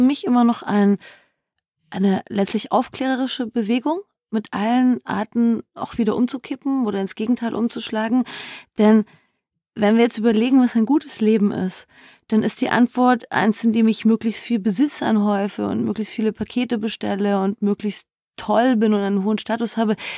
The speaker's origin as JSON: {"language": "German", "country": "Germany", "said": "bei uns in Deutschland"}